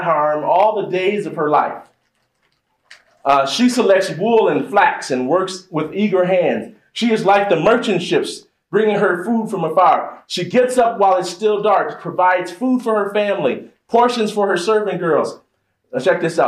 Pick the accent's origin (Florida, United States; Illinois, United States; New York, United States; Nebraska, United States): Illinois, United States; Chicago; I grew up in Chicago